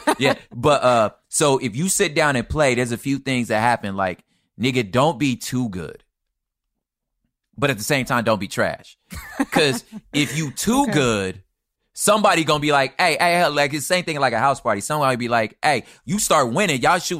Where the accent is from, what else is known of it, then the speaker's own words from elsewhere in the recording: the West, United States; Again, but again, I'm from the West.